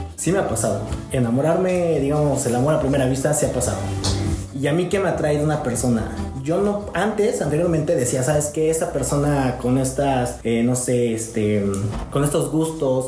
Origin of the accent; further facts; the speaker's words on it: San Pedro Cholula, Puebla, Mexico; soy originario de San Pedro Cholula, tengo 26 años